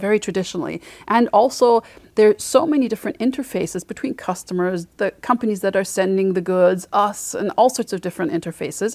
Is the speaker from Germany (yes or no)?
yes; Germany; moved away as an adult; also born or lived in Mainz, Germany / Freiburg, Germany / Sweden / Paris, France; I'm from Batomburg originally. That's, uh, close to Frankfurt. That's where I grew up and went to school.